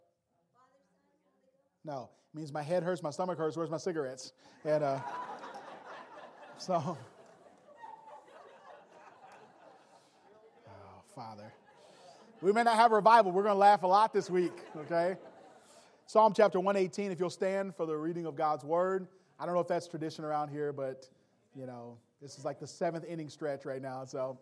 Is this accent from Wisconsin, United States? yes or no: yes; Wisconsin, United States; also born or lived in Indiana; I'm from Wisconsin. We see a little hill, and we get impressed with that.